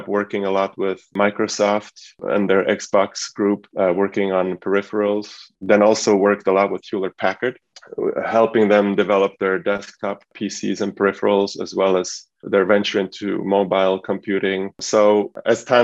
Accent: Switzerland; now in United States; I was brought up in Switzerland as a son of an immigrant family that came from Eastern Europe

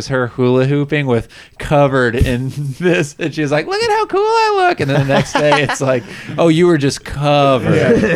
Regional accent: Austin, Texas, United States; I was born and raised in Austin

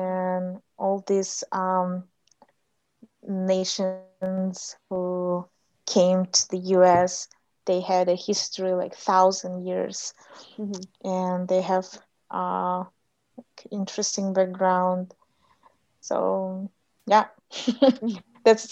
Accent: Kyrgyzstan; first language Russian; English is a second language; moved away as an adult; also born or lived in Kazakhstan / Malaysia / United States; I grew up in Kyrgyzstan, Kyrgyz Republic, and my parents live in Kyrgyzstan

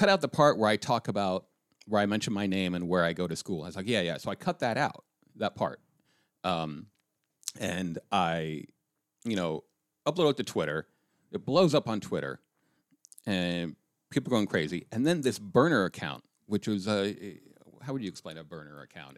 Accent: Colorado, United States; I'm from Colorado.

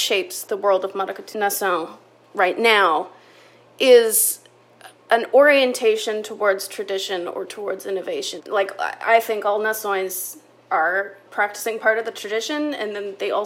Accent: Canada; I am a white Canadian researcher

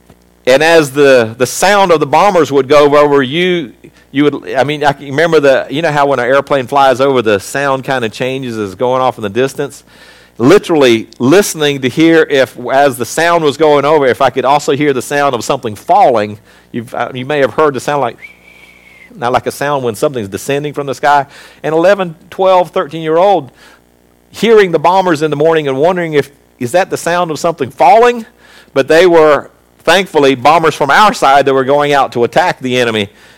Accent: South Africa; born there; So when I was born in South Africa, I may have been born in that country.

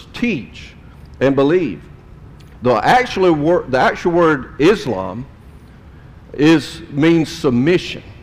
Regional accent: South Jordan, Utah, United States; I grew up in South Jordan

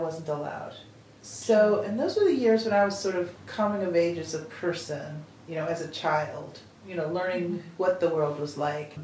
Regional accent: Wisconsin, United States; now in Iowa, United States; growing up in Wisconsin

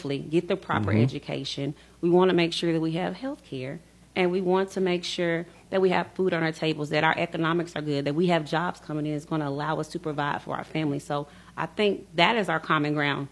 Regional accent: Middle Tennessee, United States; I was born and raised in Middle Tennessee

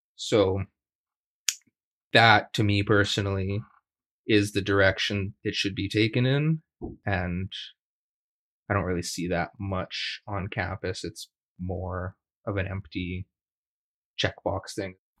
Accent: Treaty 7 territory, Alberta, Canada; now in Victoria, Canada; I'm a prairie Métis. I grew up in Treaty 7 territory in Alberta

